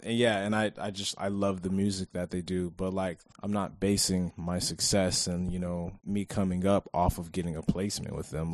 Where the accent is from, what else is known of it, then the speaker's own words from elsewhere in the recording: Hanford, California, United States; also born or lived in Avenal, California; we're actually both from Avenal. So, I knew, I moved to Avenal, or I moved to Hanford in the fourth grade